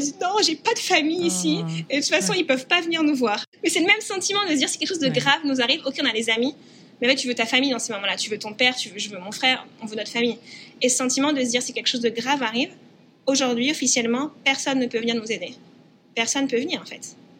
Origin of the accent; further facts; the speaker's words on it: France; now in United States; en tant que Français